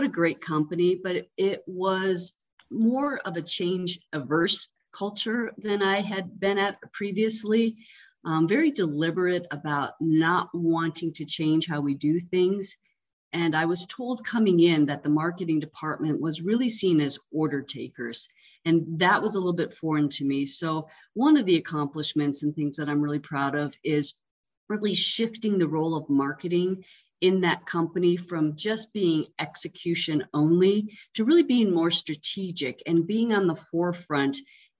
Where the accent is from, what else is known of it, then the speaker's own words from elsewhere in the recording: Colorado, United States; growing up in Colorado and being a skier